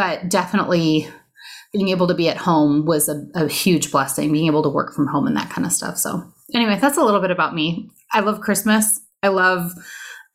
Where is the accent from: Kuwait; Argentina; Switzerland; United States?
United States; Southern California; I grew up in Southern California